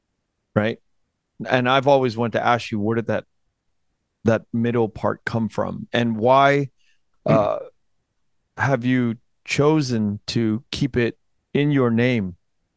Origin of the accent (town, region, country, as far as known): United States; born or raised there; also born or lived in Fort Indiantown Gap, Pennsylvania